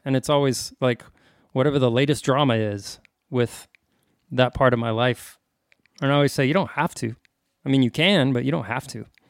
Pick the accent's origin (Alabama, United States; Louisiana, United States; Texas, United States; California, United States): Texas, United States; El Paso; I'm a kid from El Paso